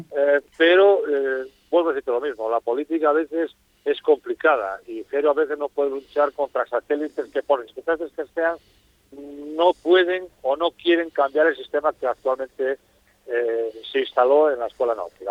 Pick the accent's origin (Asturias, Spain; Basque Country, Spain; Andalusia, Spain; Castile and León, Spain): Asturias, Spain; now in Fuerteventura, Spain; soy asturiano, no renuncias a tu origen